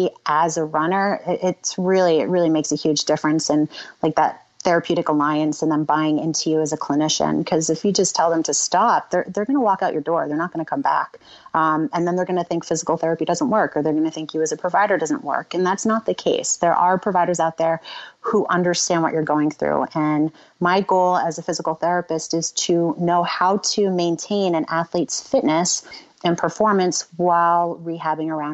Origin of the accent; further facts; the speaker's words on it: Florida, United States; growing up in Florida